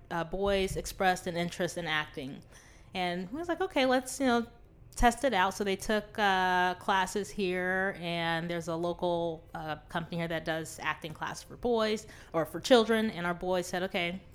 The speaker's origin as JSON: {"language": "English", "town": "College Station", "region": "Texas", "country": "United States", "moved": "as an adult", "lives_now": "Burbank, United States", "said": "we currently live in Burbank, California. We're from College Station originally"}